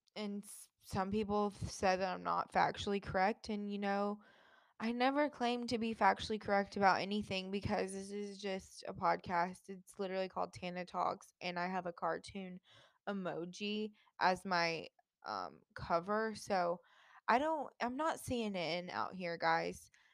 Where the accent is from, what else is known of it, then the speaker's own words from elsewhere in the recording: Jacksonville, Florida, United States; moved away; I grew up in Jacksonville